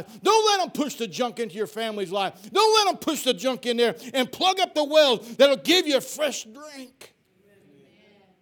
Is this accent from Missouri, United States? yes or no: yes; Piedmont, Missouri, United States; my hometown, Piedmont